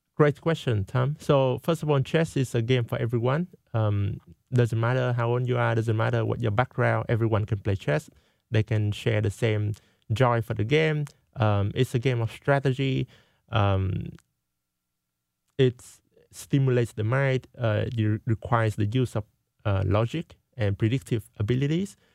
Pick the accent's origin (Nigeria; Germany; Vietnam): Vietnam; now in United States; I went to my home country, Vietnam